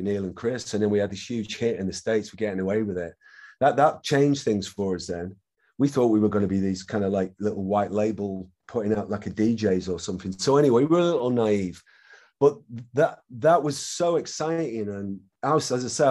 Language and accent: English; Manchester, North West England, United Kingdom; it blew up in my hometown.